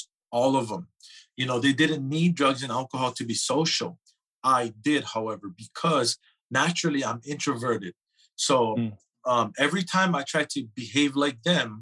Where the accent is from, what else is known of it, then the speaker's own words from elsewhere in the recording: Hawaii, United States; growing up in Hawaii, I come from a huge family